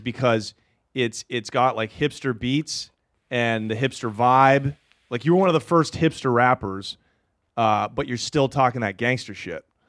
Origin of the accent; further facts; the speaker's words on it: Portland, Oregon, United States; I'm from Portland, Oregon.